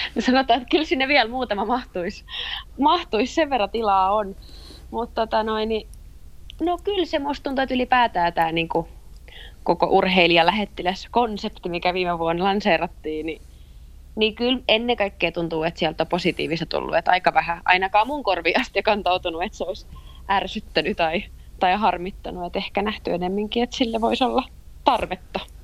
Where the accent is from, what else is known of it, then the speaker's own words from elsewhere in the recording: Eura, Satakunta, Finland; also born or lived in Kuopio; now in Turku, Finland; pitkälti lapsuuteni mä oon viettänyt Eurassa